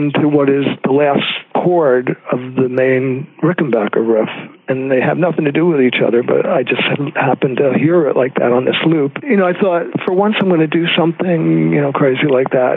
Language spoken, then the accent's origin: English; Plainfield, United States; moved away; there was a section of my hometown where they just tore down an entire block. It was the commercial section, which we called downtown in Plainfield.